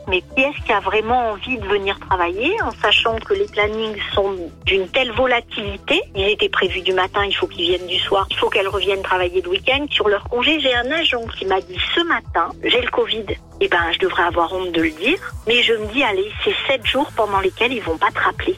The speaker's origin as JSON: {"language": "French", "region": "Provence-Alpes-Côte d'Azur", "country": "France", "moved": "yes", "said": "je suis originaire de la Côte d'Azur"}